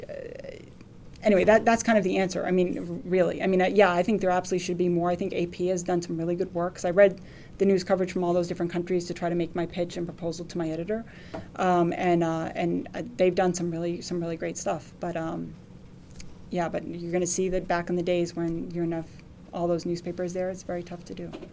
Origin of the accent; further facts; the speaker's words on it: United States; I'm an American